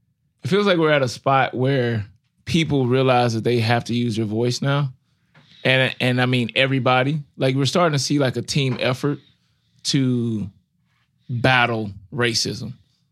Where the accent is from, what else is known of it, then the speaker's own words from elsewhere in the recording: Ferguson, Missouri, United States; I grew up in Ferguson, like we talked about before.